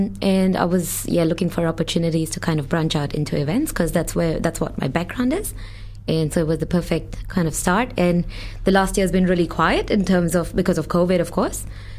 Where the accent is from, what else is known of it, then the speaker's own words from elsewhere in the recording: Mumbai, Maharashtra, India; moved away as an adult; also born or lived in Auckland, New Zealand; now in Dunedin, New Zealand; So I'm from Bombay in India, well, Mumbai. And so I came to Auckland to study communications and event management.